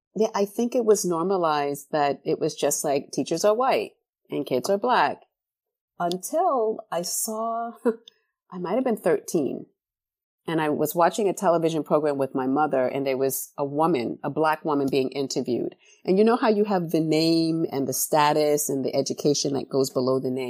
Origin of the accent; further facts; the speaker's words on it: New York City, New York, United States; I came of age in the nineteen eighties in the South Bronx